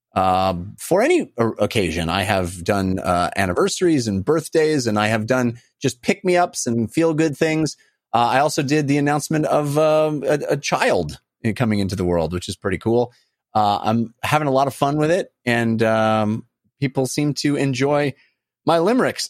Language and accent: English; West Coast, United States; I grew up on the West Coast